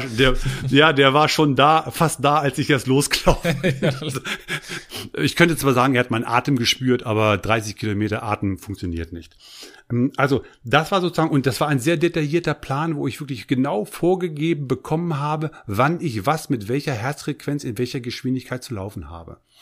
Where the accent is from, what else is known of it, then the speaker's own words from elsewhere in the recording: Eichsfeld, southern edge of the Harz, Lower Saxony, Germany; Ich bin aufgewachsen am Südrande des Harzes, Eichsfelder